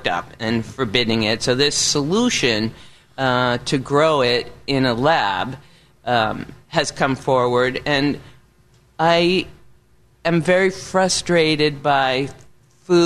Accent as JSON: {"language": "English", "region": "New England", "country": "United States", "accent": "New England", "said": "my New England accent"}